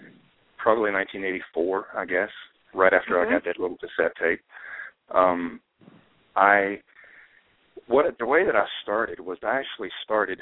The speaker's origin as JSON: {"language": "English", "region": "North Carolina", "country": "United States", "tie": "born or raised there", "also_born_or_lived": "Los Angeles", "moved": "yes", "said": "I was born and raised in a very small town in North Carolina"}